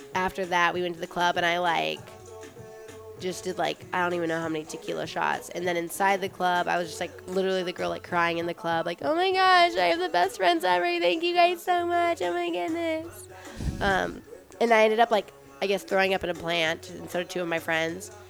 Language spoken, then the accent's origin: English; Las Vegas, Nevada, United States; growing up in Vegas